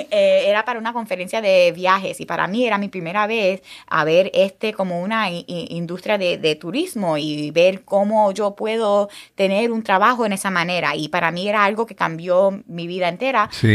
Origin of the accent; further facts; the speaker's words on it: United States; nosotros son muy diferentes como americanos